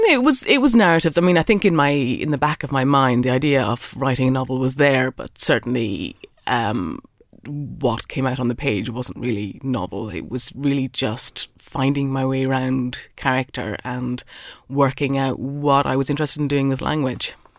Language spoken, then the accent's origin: English; Ireland; I'm an Irish writer